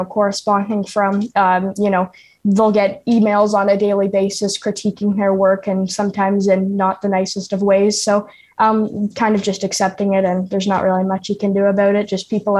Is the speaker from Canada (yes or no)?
yes; Ontario, Canada; some people took issue with the fact that I'm from Ontario, which I mean, like, it's not like, yeah, I'm from Ontario